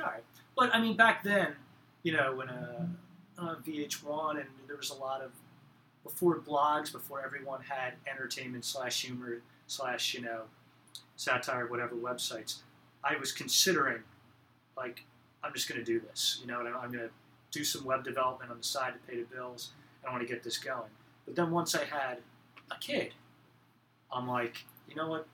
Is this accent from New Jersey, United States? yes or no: yes; Belmar, New Jersey, United States; moved away as an adult; now in Philadelphia, United States; I'm originally from central New Jersey on the ocean, uh, a little town called Belmar. Um, right near Asbury Park. So I grew up in … country